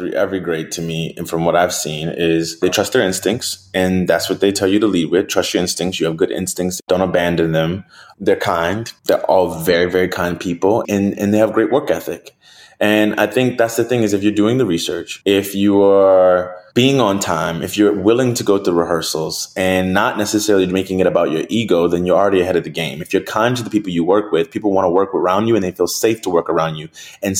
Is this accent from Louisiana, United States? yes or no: yes; New Orleans, Louisiana, United States; My life, I'm from New Orleans. I eat crawfish. I eat red beans every Monday.